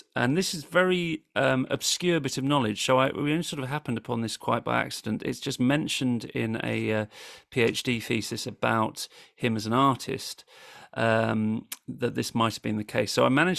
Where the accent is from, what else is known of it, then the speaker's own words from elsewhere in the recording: Winchester, South East England, United Kingdom; accent: Yorkshire; now in Sheffield, United Kingdom; they'll be hearing the thick Yorkshire accent that I've acquired over 18 years living in Sheffield, but I am actually from Winchester originally, so there is a sort of local interest for me here